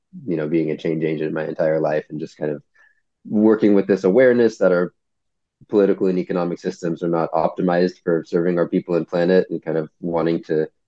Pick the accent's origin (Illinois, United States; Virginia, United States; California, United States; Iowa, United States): California, United States; San Francisco; also born or lived in North Bay Area; I'm from San Francisco originally, and I live in the North Bay Area